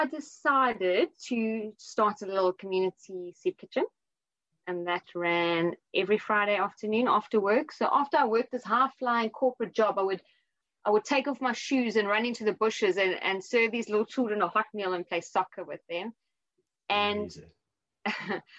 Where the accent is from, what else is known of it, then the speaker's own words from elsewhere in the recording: South Africa; now in London, United Kingdom; I'm 36, I'm from South Africa